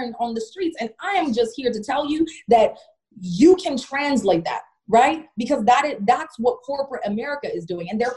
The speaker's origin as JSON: {"language": "English", "country": "Jamaica", "tie": "born or raised there", "also_born_or_lived": "Alaska", "moved": "yes", "lives_now": "Pittsburgh, United States", "said": "I grew up in Jamaica"}